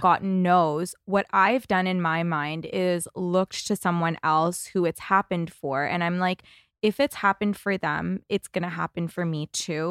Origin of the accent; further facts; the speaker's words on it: Toronto, Ontario, Canada; now in Los Angeles, United States; I'm from Toronto originally, and coming to L